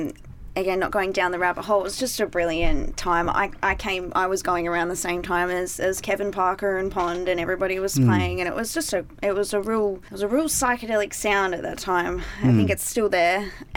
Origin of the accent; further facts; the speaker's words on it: Fremantle, Western Australia, Australia; So I grew up in Fremantle, so in South Rio as well, so it's a good place.